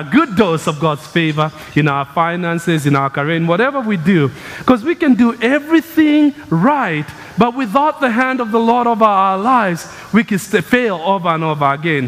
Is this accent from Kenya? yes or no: yes; Kenya; moved away; I grew up in Kenya. It's the land of runners.